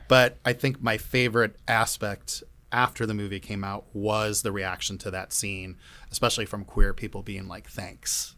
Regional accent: Cleveland, Ohio, United States; moved away; I'm from Cleveland

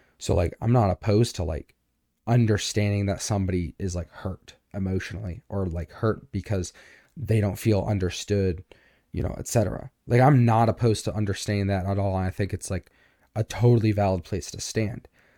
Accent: United States; I'm not from the South, but I definitely grew up in the whole like, well, I have a gun and I'm right because I'm American.

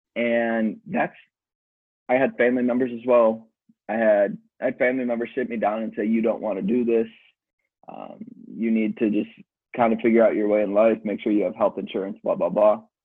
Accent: Chicago, Illinois, United States; moved away as an adult; also born or lived in Milwaukee; I grew up in Chicago. Um, parents moved us out to the suburbs

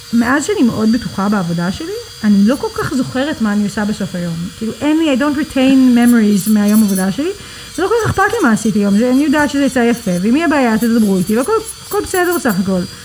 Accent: Tel Aviv, Tel Aviv District, Israel; also born or lived in New York; נולדתי בניו יורק, גדלתי בתל אביב, עלינו כשהייתי בת עשר. אה, ובגדול מגיל עשר אני תל אביבית לכל דבר.

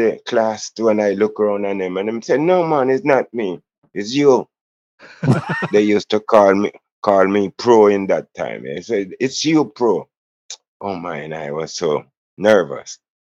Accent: Kingston, Jamaica; also born or lived in Jones Town, Kingston; I was born in Jonestown and grew up in Trenchtown.

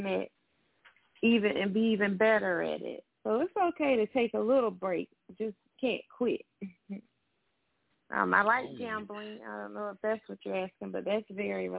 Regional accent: Jacksonville, Florida, United States; I'm from Duval County, Jacksonville, Florida

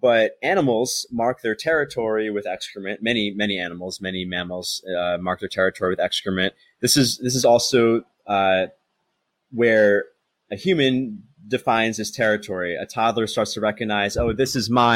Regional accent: United States; now in Thailand; I'm American

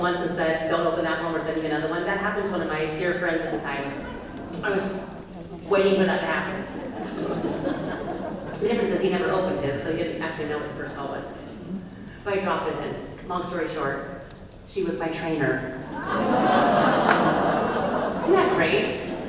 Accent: Oregon, United States; And plus, remember, I'm from Oregon, so it's California.

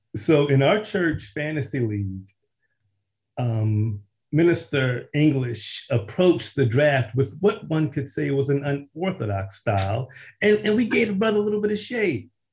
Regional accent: Philadelphia, Pennsylvania, United States; I was born and raised in West Philly.

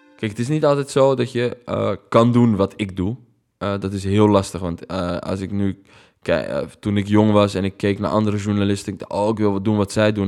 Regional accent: Netherlands; ik ben hier geboren, ik heb een Nederlands paspoort, maar ik ben toch Arabier

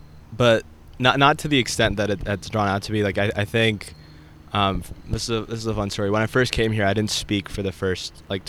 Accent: India; born there; also born or lived in Saudi Arabia; I was born in India. I lived in Saudi Arabia for a few years, and then I moved here.

